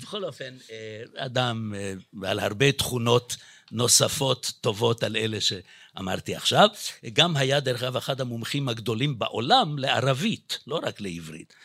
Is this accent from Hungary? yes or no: yes; Budapest, Hungary; accent: Hungarian; now in Israel; כי גם אני יליד בודפשט, אז יכול להיות שגם במבטא שלי אפשר קצת לשמוע את זה.